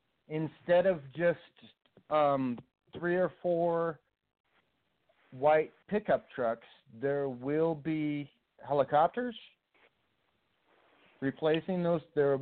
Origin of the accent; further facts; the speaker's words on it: Las Vegas, Nevada, United States; I grew up in Las Vegas.